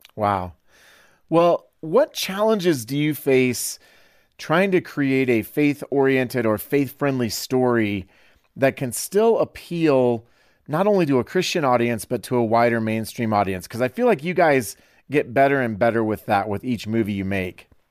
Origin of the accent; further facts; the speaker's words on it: Iowa, United States; I'm from Iowa